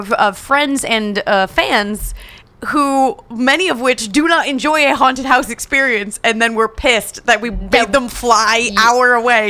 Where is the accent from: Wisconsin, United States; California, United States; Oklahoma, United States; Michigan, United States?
California, United States; I grew up in California